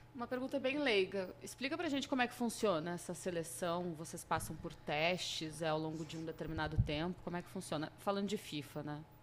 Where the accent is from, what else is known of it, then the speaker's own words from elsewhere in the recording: Rio Grande do Sul, Brazil; sou gaúcha